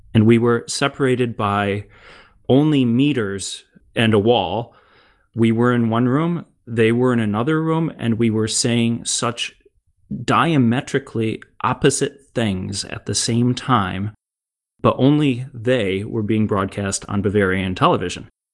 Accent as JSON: {"language": "English", "country": "United States", "moved": "as an adult", "lives_now": "Germany", "said": "as an American in Germany"}